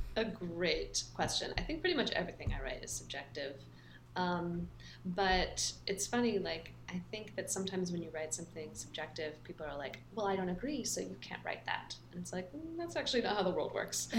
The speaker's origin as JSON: {"language": "English", "town": "Palo Alto", "region": "California", "country": "United States", "tie": "born or raised there", "said": "I grew up in Palo Alto"}